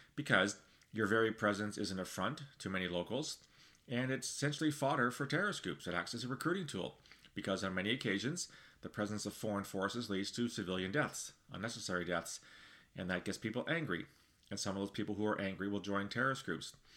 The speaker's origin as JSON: {"language": "English", "country": "Canada", "said": "speaking as a Canadian"}